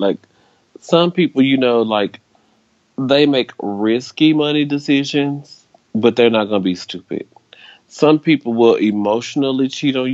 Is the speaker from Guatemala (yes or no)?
no; Memphis, Tennessee, United States; I am from Memphis, Tennessee.